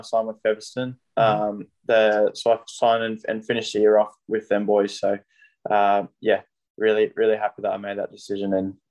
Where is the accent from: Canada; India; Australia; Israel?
Australia; Emerald, Queensland; love my time growing up in Emerald